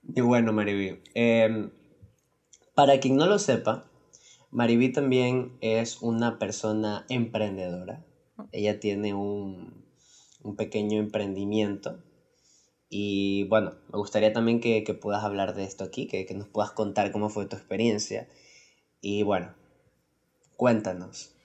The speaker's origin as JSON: {"language": "Spanish", "country": "Ecuador", "said": "nosotros somos de Ecuador y aquí en Ecuador"}